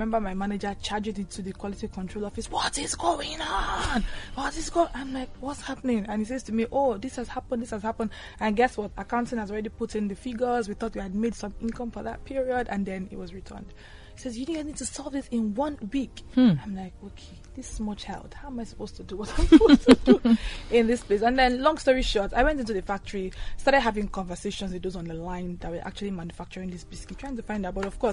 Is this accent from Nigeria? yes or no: yes; Cross River, Nigeria; I'm from Cross River State in Nigeria